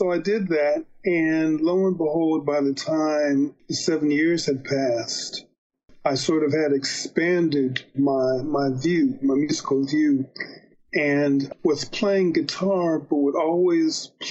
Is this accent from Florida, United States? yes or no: no; Dayton, Ohio, United States; also born or lived in Cleveland; All happening in Dayton, Ohio. I was born in Cleveland, but my mom, um, she obtained a job at the Veterans Administration as a radioisotope chemist.